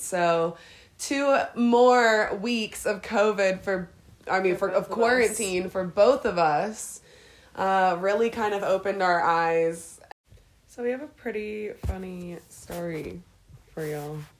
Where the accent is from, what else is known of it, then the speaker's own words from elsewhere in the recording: Harrisburg, Pennsylvania, United States; moved away as an adult; now in Colorado, United States; I'm from Harrisburg, Pennsylvania, and uh, yeah, we're we're living in Colorado right now